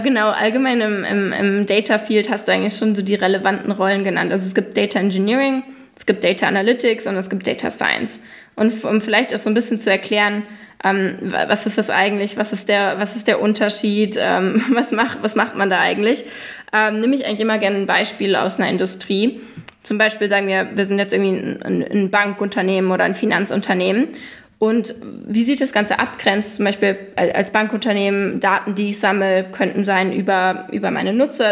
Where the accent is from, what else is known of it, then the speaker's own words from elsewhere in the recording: Germany; first language German; moved away as an adult; now in New York, United States; als Deutsche